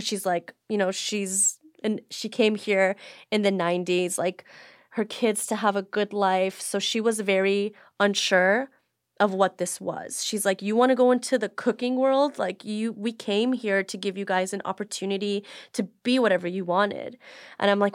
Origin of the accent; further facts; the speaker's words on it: Beverly Hills, California, United States; I grew up specifically in Beverly Hills my whole entire life